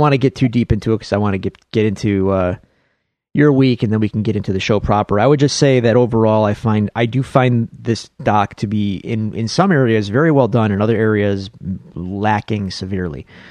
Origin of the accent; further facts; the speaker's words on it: Buffalo, New York, United States; accent: Buffalo; my Buffalo accent